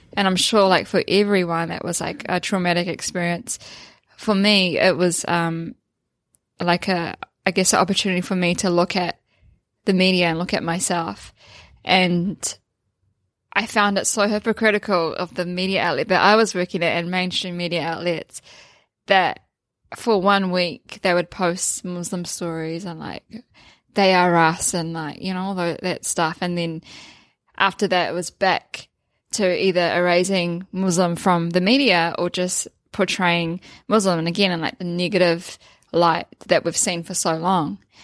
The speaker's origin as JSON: {"language": "English", "town": "Waipu", "region": "Northland", "country": "New Zealand", "tie": "born or raised there", "said": "I grew up in Northland, uh, like I said earlier, in Waipu"}